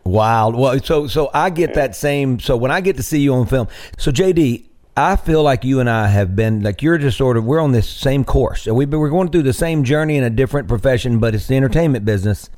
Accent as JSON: {"language": "English", "town": "Greenville", "region": "Mississippi", "country": "United States", "tie": "born or raised there", "also_born_or_lived": "Nashville", "moved": "as an adult", "said": "my hometown of Greenville"}